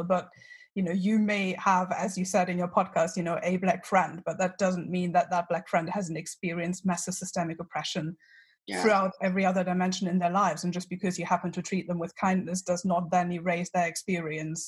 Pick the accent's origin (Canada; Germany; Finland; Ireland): Germany; growing up in Germany